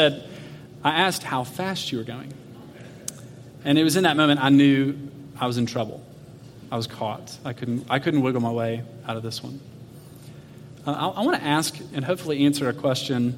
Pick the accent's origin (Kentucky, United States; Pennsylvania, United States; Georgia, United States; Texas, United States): Georgia, United States; Atlanta; I grew up in Atlanta, so we drove from Atlanta, Georgia, out to Arizona